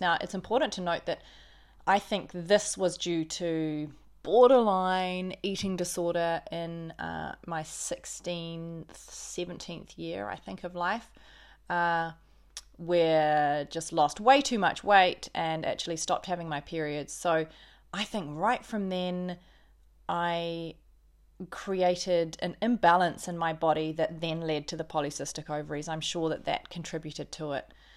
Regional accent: Auckland, New Zealand; also born or lived in Christchurch; I grew up in New Zealand, in Auckland predominantly, uh, born in Christchurch, but grew up in Auckland

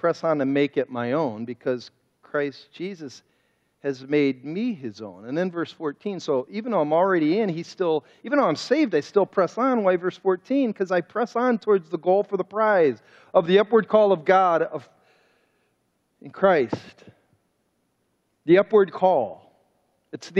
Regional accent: Cleveland, Ohio, United States; And I grew up in Cleveland.

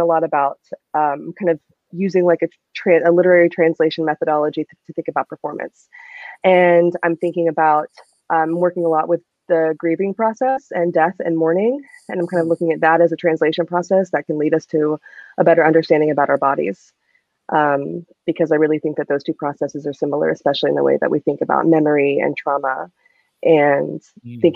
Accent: Savannah, Georgia, United States; moved away as an adult; also born or lived in Texas; I'm from Savannah, Georgia, but I went to school in Texas

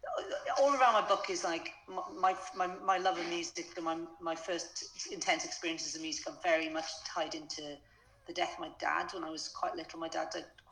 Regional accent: Wales, United Kingdom; moved away as an adult; also born or lived in London; now in Abergavenny, United Kingdom; I grew up in Wales.

